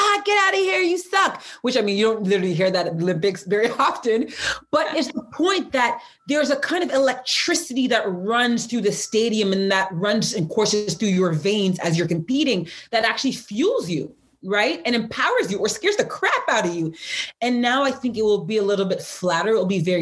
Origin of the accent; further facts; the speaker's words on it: Pickering, Ontario, Canada; I'm from Pickering, Ontario